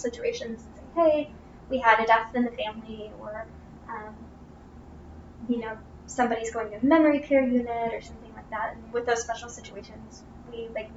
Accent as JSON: {"language": "English", "town": "Bloomington", "region": "Indiana", "country": "United States", "also_born_or_lived": "Disney World, Florida", "moved": "yes", "lives_now": "Lafayette, United States", "said": "I'm actually from Bloomington, Indiana"}